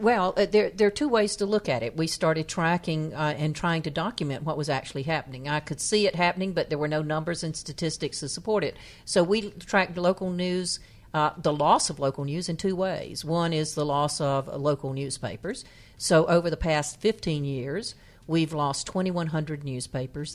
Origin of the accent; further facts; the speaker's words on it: North Carolina, United States; my hometown, which is a s, in, in, happens to have the distinction of being the town in the poorest county in North Carolina